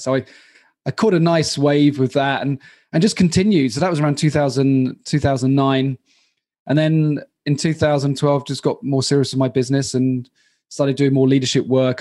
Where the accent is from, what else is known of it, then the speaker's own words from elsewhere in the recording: Royal Tunbridge Wells, South East England, United Kingdom; moved away as an adult; also born or lived in London; now in Prague, Czech Republic; I'm from Royal Tunbridge Wells